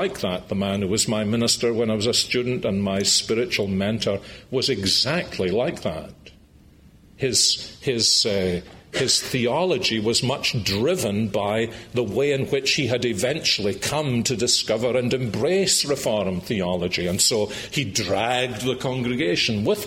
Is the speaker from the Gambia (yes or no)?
no; Scotland, United Kingdom; I was brought up in Scotland, the early 1950s, in a house where the Ten Commandments were sacrosanct